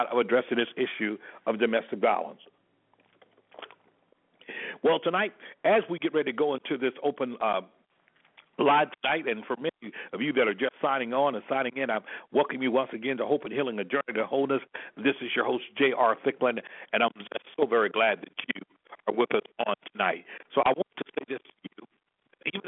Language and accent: English; Selma, Alabama, United States; moved away as an adult; born and raised in Selma, Alabama, and have an opportunity to have left there over 33 years ago